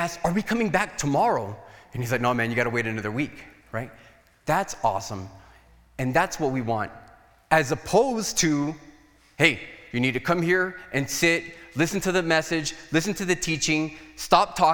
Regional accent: Nogales, Arizona, United States; I was from Nogales

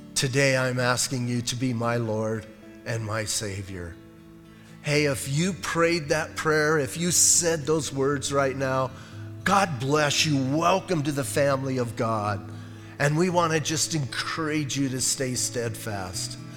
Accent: Bisbee, Arizona, United States; I was born and raised in Bisbee

